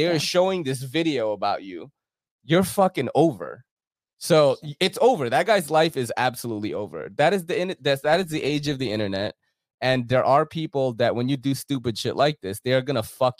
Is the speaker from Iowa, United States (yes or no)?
no; New York City, New York, United States; As a New Yorker living here